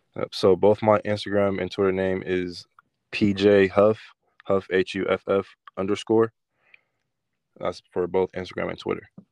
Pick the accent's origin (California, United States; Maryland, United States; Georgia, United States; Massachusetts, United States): California, United States; Rodale; I grew up in Rodale, California.